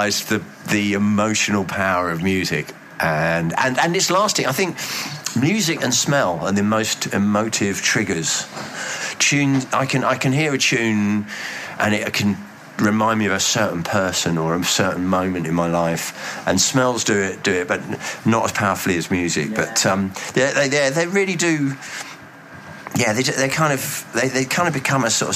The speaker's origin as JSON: {"language": "English", "town": "Reigate", "region": "South East England", "country": "United Kingdom", "tie": "born or raised there", "also_born_or_lived": "Bromley / Hull", "moved": "as an adult", "said": "I was actually born in Bromley, which puts me in with David Bowie and Susie Sue. But I grew up in Reigate, which is in Surrey, a suburban commuter."}